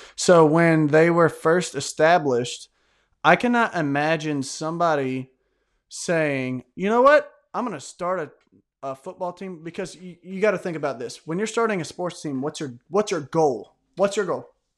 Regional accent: Tennessee, United States; I'm from Tennessee

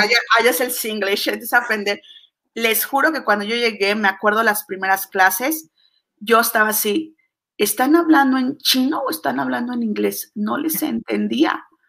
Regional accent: Mexico; yo soy mexicana

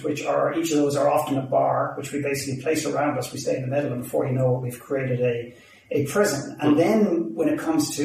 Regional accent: Ireland; accent: Irish; now in Vancouver, Canada; obviously, you've gathered from my accent pretty quickly. I'm Irish

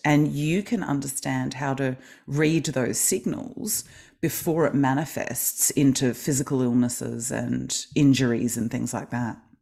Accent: Melbourne, Victoria, Australia; I am from Melbourne, Australia

